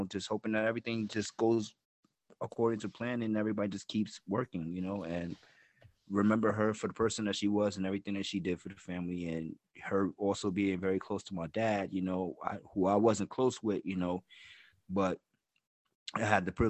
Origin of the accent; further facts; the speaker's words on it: New Jersey, United States; moved away; also born or lived in New York City; back home in New York City, actually in Jersey.